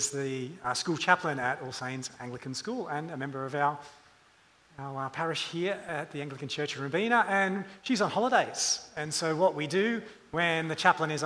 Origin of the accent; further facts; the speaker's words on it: suburban Sydney, then Hunter Valley / Newcastle region, New South Wales, Australia; growing up in suburban Sydney and then in the Hunter Valley of Newcastle region